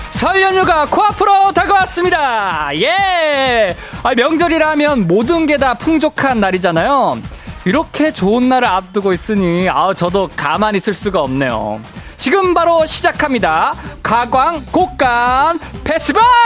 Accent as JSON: {"language": "Korean", "region": "Busan", "country": "South Korea", "tie": "born or raised there", "moved": "yes", "said": "저는 어렸을 때 이제 부산 살았어 가지고"}